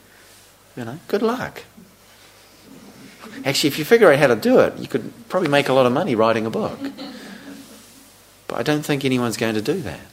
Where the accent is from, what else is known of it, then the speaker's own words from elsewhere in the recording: New Zealand; growing up in New Zealand, living in a small country town